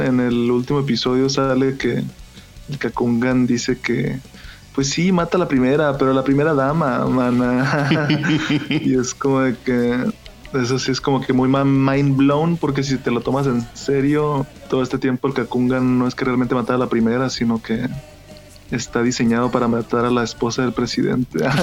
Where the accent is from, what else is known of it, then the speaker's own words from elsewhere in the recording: Hermosillo, Sonora, Mexico; accent: Sonoran; a pesar de que soy sonorense trataba de no hablar como sonorense